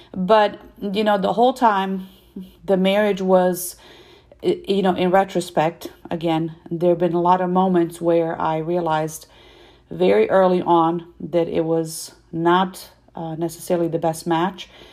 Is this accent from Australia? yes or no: no; Serbia; moved away; I am originally from Serbia